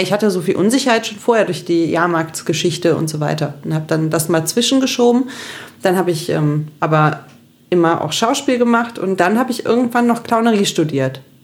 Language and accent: German; Cologne, North Rhine-Westphalia, Germany; In Köln geboren und im Kölner Dom getauft